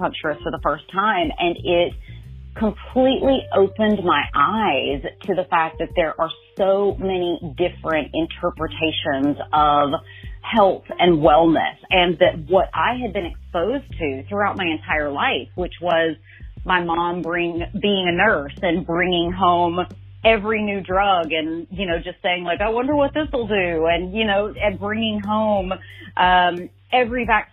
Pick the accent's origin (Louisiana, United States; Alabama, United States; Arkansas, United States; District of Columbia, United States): Alabama, United States; Birmingham; now in New York City, United States; I am originally from Birmingham, Alabama, and now reside in Harlem up in New York City